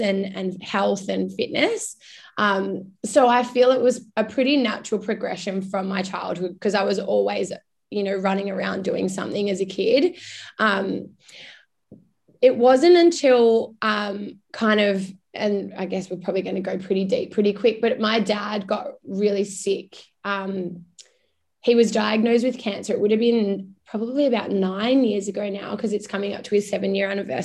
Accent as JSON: {"language": "English", "town": "Darwin", "region": "Northern Territory", "country": "Australia", "tie": "born or raised there", "also_born_or_lived": "United Kingdom", "moved": "as an adult", "lives_now": "Melbourne, Australia", "said": "My hometown, which you touched on earlier, Belle, is Darwin. So I grew up in the Northern Territory, which is still very much home to me"}